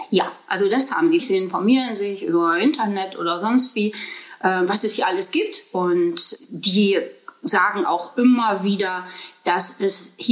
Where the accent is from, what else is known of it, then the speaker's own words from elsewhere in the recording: North Rhine-Westphalia, Germany; born there; Nein, ich bin keine Bremerhavenerin sondern ich bin im Ruhrgebiet geboren.